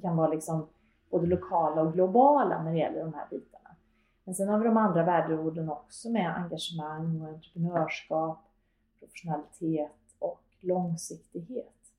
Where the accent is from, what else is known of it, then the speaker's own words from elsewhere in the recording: Karlstad, Värmland, Sweden; moved away as an adult; jag är född och uppvuxen i Karlstad